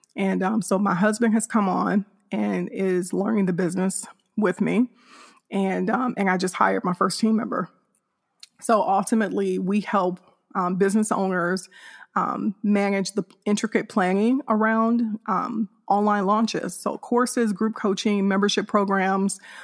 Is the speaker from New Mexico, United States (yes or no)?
no; Hammond, Indiana, United States; now in north of Houston, Texas, United States; I'm originally from Hammond, Indiana, which is a suburb of Chicago, Illinois